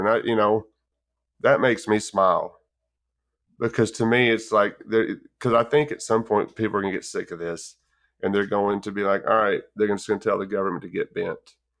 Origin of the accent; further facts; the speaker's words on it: West Texas, United States; as a kid, I grew up in West Texas